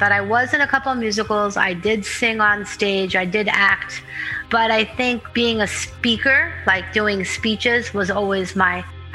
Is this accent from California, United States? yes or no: no; Pittsburgh, Pennsylvania, United States; I'm originally from Pittsburgh, Pennsylvania